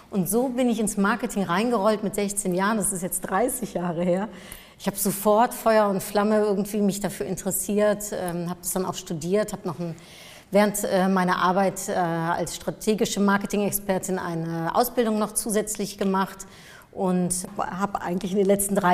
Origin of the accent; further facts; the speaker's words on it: Germany; Ich bin äh, Niederländerin und in Deutschland aufgewachsen